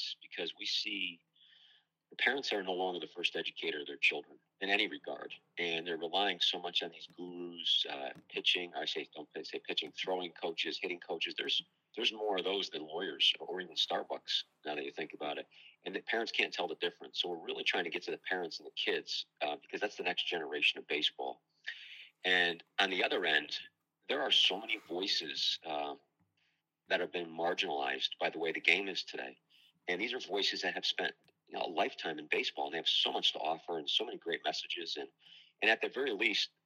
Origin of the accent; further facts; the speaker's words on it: New York, United States; I'm a New Yorker